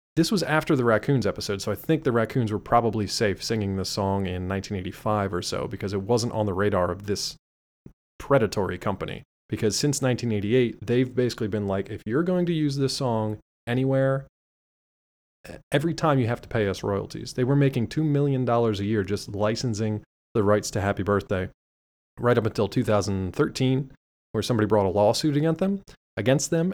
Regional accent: United States; we're American

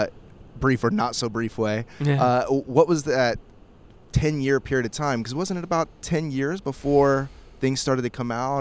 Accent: Midwest, United States; also born or lived in Miami, Florida; I was born in Miami. They started a church there, and then we moved to the Midwest.

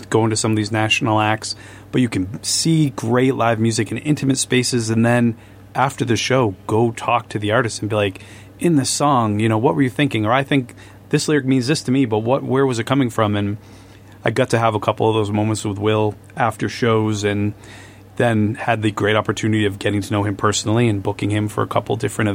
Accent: Wachusett region, Central Massachusetts, United States; moved away; also born or lived in South Shore, Massachusetts; we're both originally from Central Mass, from the Wachusett region

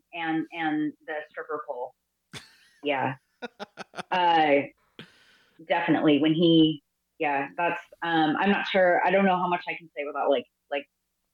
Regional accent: California, United States; I'm from California

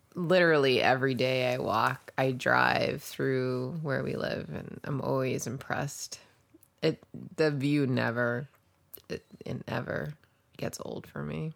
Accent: New Jersey, United States; also born or lived in New York; now in Pioneer Valley, Massachusetts, United States; I grew up in the Northeast

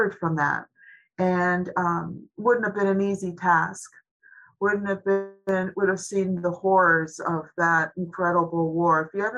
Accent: Lavinia Street, Niagara Peninsula, Ontario, Canada; I actually grew up on Lavinia Street

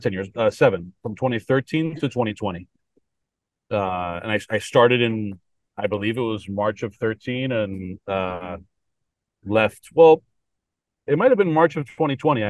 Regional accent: Miami, Florida, United States; also born or lived in Columbia, Missouri; I grew up Cuban in Miami

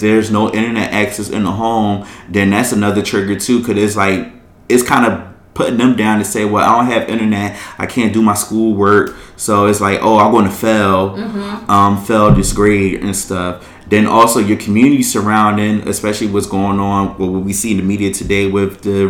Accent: Philadelphia, Pennsylvania, United States; I grew up in Philadelphia

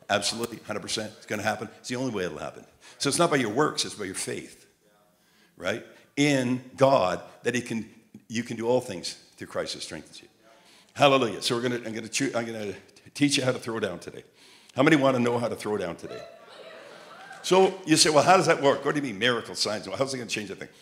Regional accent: Montreal, Quebec, Canada; I had an accent, a southern accent, and I'm from Montreal.

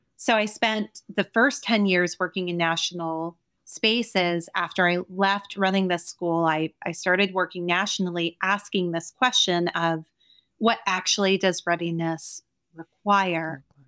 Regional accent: New Jersey, United States; I'm a dropout kid from Jersey

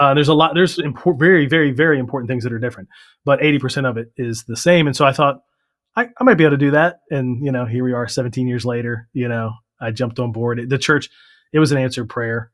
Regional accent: Maryland, United States; also born or lived in Virginia; I was born in Virginia, but we moved to Maryland when I was two

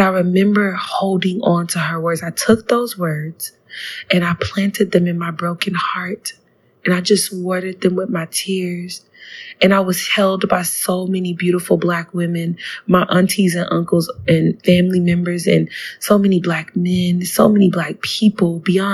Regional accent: South Florida, United States; growing up in South Florida, with the Black diaspora

